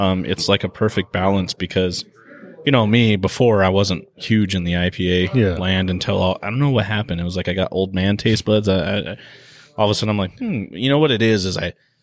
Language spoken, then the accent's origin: English; San Diego, California, United States; San Diego based